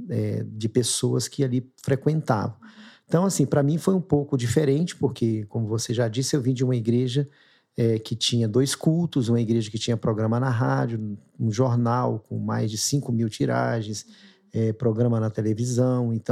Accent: Minas Gerais, Brazil; now in São Paulo, Brazil; a gente chegou aqui, né? Foi primeiro um pouco assustador, porque a gente veio de Minas, a família toda

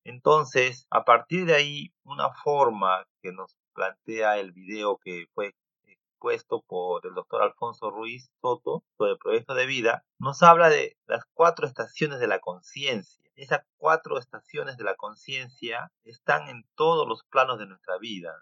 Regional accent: Peru; soy peruano

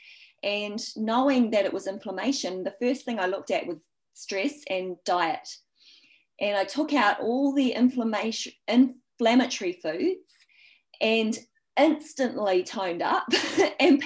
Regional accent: New Zealand; accent: Kiwi; I'm from New Zealand

